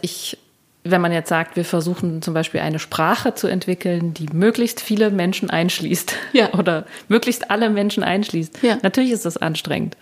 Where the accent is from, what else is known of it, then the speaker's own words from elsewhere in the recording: Thuringia, Germany; Also ich komme aus Thüringen.